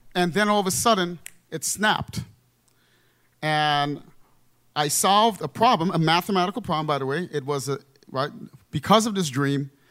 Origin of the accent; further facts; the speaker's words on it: New York, United States; also born or lived in Trinidad; I was born in Trinidad, and I grew up in the Bronx, New York